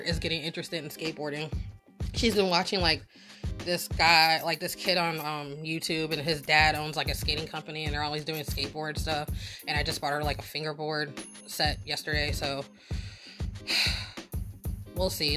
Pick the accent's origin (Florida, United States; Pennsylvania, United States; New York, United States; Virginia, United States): Virginia, United States; Norfolk; I grew up in Norfolk, and then spent the other half of my life in Virginia Beach